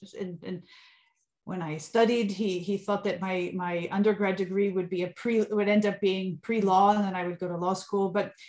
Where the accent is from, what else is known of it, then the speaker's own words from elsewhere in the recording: Suffern, New York, United States; also born or lived in northern New Jersey / Sicily; Well, I was born in New York, in Suffern, New York, grew up between there and later in northern New Jersey. But where my roots are and have always been are in Sicily.